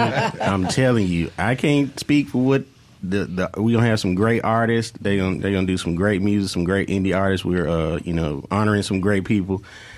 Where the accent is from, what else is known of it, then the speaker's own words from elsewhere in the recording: Greenville, Mississippi, United States; now in Jackson, United States; We are, as we say, we are Jew adjacent. We're originally from the Delta. Shout out to Greenville.